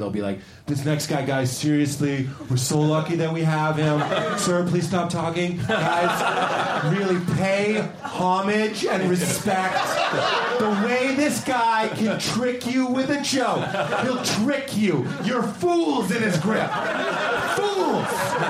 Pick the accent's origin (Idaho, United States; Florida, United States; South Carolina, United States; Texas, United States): Idaho, United States; now in New York, United States; I'm from Idaho and I moved to New York